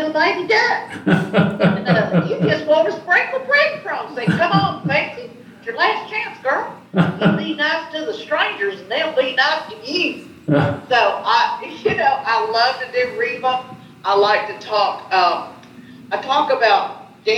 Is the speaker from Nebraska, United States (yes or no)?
no; East Tennessee, United States; also born or lived in Chicago, Illinois; I'm in East Tennessee outside of Knoxville